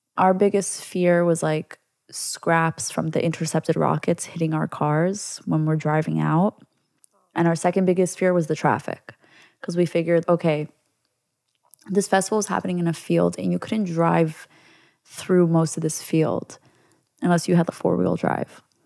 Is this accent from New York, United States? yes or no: yes; New York, United States; as a Jew growing up in New York